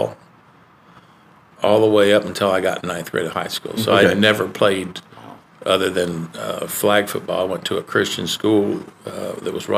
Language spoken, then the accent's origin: English; Gainesville, Florida, United States; I grew up here in Gainesville